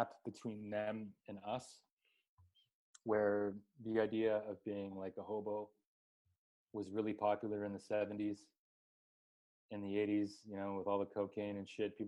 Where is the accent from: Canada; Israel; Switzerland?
Canada; moved away; we're planning to head back to my home country, which is a scary place to be. Canada